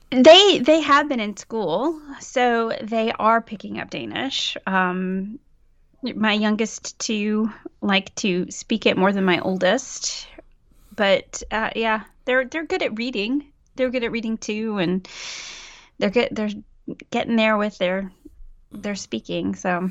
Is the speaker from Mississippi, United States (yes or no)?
yes; Mississippi, United States; now in Aarhus, Denmark; I am from Mississippi, and I live in Aarhus, Denmark.